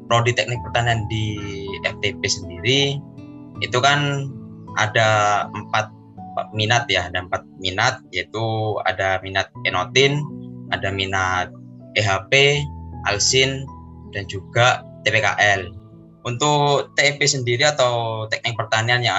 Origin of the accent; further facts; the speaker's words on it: Situbondo, East Java, Indonesia; Asal saya dari Situ Bondo, dan saya merupakan angkatan mahasiswa tahun 2018.